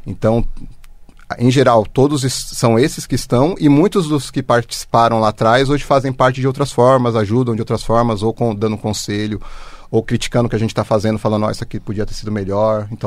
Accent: Osasco, São Paulo, Brazil; Eu nasci em Osasco.

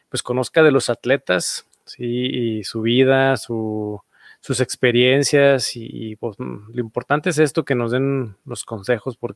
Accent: Mexico; para mí como mexicano, me, da, me llena de orgullo.

